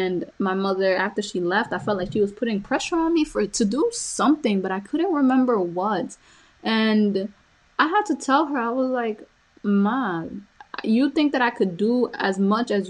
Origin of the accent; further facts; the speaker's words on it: Honduras; moved away; I was born in Honduras, and my mother had me, you know, at my grandmother's house.